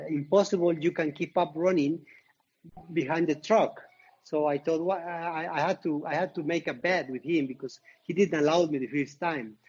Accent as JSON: {"language": "English", "town": "Zacatlán", "region": "Puebla", "country": "Mexico", "tie": "born or raised there", "said": "my hometown, Zacatlán de las Manzanas, is in the state of Puebla"}